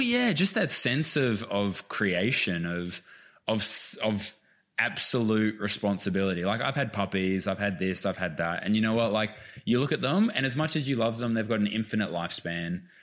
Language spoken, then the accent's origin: English; Queensland, Australia; moved away; also born or lived in Melbourne; I grew up playing sport in Queensland